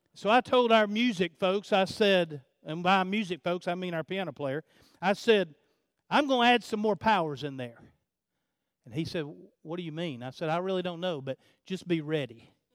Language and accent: English; United States; being an American